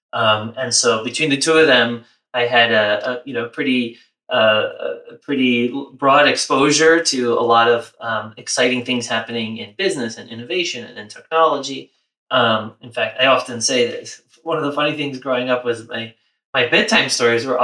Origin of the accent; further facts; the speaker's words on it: New York City, New York, United States; I was born and raised in New York City